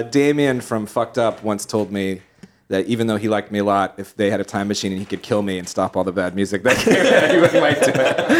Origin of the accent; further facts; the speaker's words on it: Cheshire, Connecticut, United States; Yeah. That's my hometown.